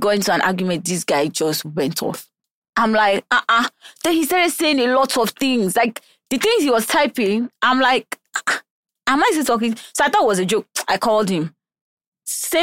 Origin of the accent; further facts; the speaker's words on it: Taraba, Nigeria; also born or lived in Abuja, Nigeria; now in Lagos, Nigeria; Taraba, but I moved from Abuja. I used to live in Abuja